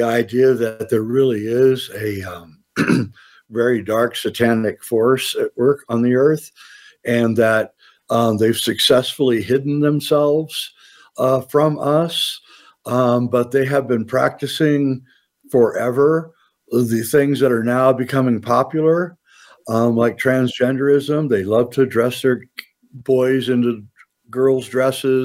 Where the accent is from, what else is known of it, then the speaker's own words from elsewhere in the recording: Nebraska, United States; moved away as an adult; I was from Nebraska, so we kind of shared this kind of Midwestern